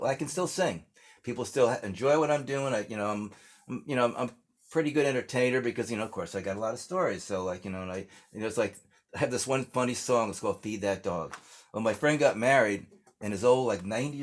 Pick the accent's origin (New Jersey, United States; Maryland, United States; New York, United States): New Jersey, United States; Englewood; born or raised there; also born or lived in Washington, D.C.